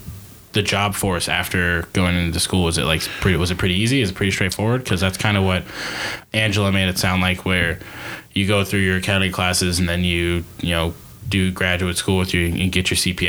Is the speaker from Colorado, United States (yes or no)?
yes; Aurora, Colorado, United States; I'm from Colorado.